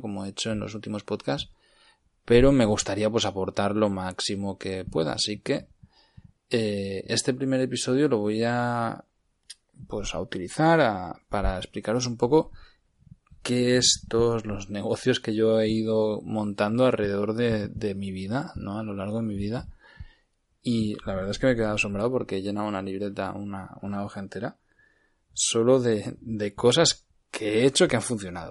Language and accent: Spanish; Cardedeu, Catalonia, Spain; moved away; also born or lived in Barcelona; Yo soy nacido en Barcelona, pero he crecido mi vida en Cardedeu, que estaba ubicado a treinta y pocos kilómetros de Barcelona.